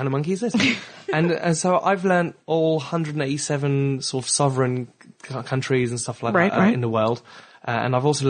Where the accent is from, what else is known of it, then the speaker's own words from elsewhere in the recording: Belgium; also born or lived in France / Germany / South Africa; now in England, United Kingdom; because I was born in France, but I grew up in Belgium and Germany and South Africa, and then I moved to England.